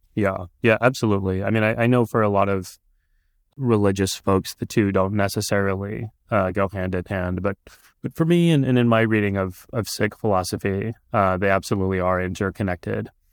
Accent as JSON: {"language": "English", "region": "Texas", "country": "United States", "tie": "born or raised there", "first_language": "Punjabi", "second_language": "English", "said": "I was growing up in Texas at the time, and I went to college in Texas too"}